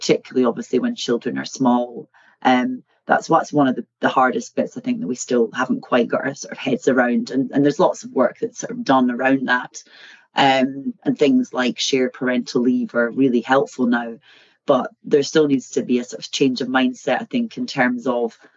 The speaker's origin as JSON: {"language": "English", "town": "Eddleston", "region": "Scotland", "country": "United Kingdom", "tie": "born or raised there", "said": "So I come from a place called Eddleston, which is very near a place called Peebles, which is about half an hour south of Edinburgh. So I grew up in the countryside"}